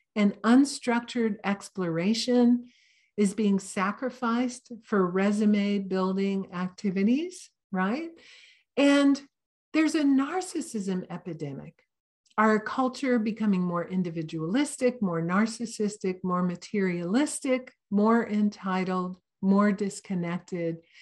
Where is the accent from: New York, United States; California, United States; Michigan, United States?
California, United States; Santa Cruz; I'm kind of from Santa Cruz